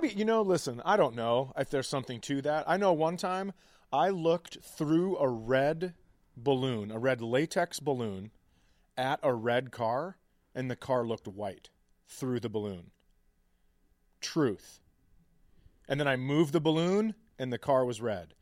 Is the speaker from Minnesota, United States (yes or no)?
yes; Minnesota, United States; just being a Minnesotan, lifelong Minnesotan